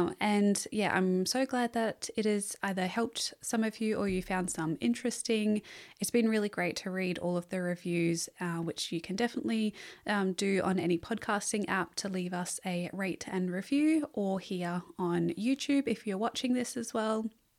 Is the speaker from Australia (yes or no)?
yes; Margaret River, Western Australia, Australia; So I was born around the Northern Rivers area and then moved to Margaret River in Western Australia. And this is probably where I have my first memories of really connecting to nature.